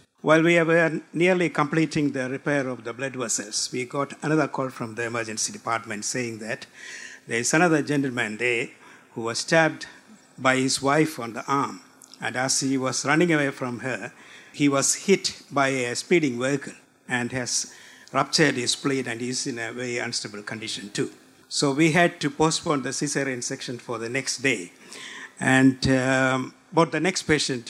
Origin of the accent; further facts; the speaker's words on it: India; moved away as an adult; also born or lived in Port Moresby, Papua New Guinea; now in Alice Springs, Australia; my hometown in India